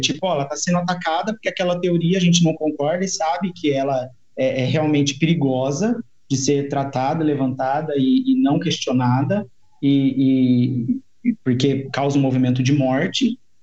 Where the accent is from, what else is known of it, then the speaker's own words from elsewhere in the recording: Mogi Guaçu, São Paulo, Brazil; sou de Mogi Guaçu